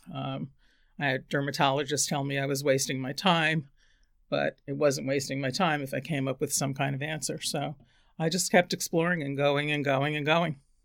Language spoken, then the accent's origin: English; New York City, New York, United States; also born or lived in Bronx, New York / Queens, New York / San Francisco, California; I was born in the Bronx, and my family of six moved to Queens when I was eleven